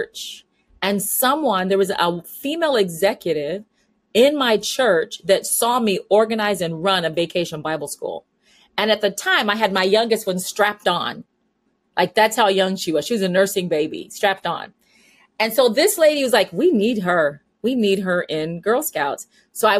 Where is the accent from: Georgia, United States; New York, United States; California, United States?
California, United States; San Diego; also born or lived in Midwest / Florida / Chicago, Illinois; now in Munster, Indiana, United States; I was born and raised in San Diego, California. So I'm a Southern California girl